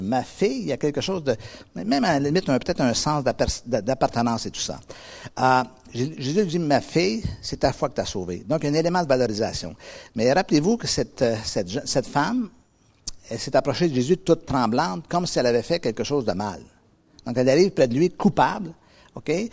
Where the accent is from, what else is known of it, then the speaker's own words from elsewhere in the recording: Quebec, Canada; moved away; moi, je viens d'Amérique